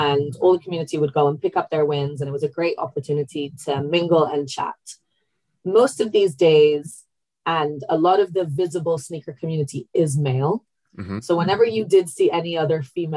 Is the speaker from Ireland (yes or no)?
no; Italy; now in London, United Kingdom; Growing up in Italy